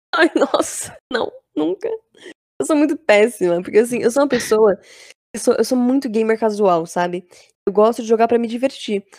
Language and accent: Portuguese; Embu das Artes, São Paulo, Brazil; Mas eu moro na Grande São Paulo ainda, né? Eu, eu sou de Embu das Artes.